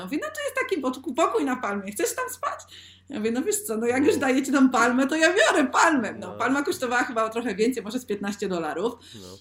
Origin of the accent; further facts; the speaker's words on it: Sosnowiec, Silesian Voivodeship, Poland; now in Spain; u mnie w Sosnowcu. Jestem teraz w Polsce, ja obecnie mieszkam w Hiszpanii